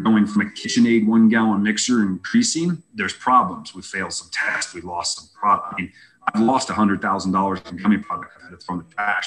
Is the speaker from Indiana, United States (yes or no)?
yes; Indiana, United States; moved away as an adult; now in Colorado, United States; I'm from Indiana.